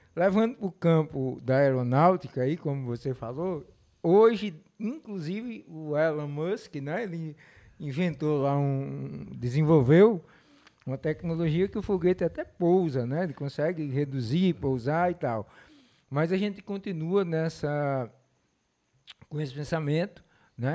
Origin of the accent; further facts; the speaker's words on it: Mossoró, Rio Grande do Norte, Brazil; eu nasci aqui, sou, sou de Mossoró, me criei é, durante muito tempo morei aqui